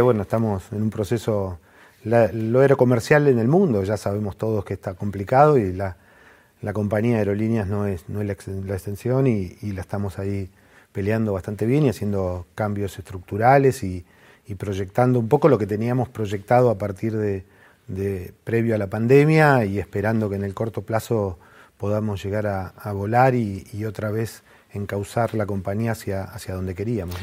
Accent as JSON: {"language": "Spanish", "town": "Mar del Plata", "region": "Buenos Aires Province", "country": "Argentina", "tie": "born or raised there", "also_born_or_lived": "General Roca, Córdoba", "said": "a los 9, 10 años me fui a vivir a Mar del Plata con mis viejos"}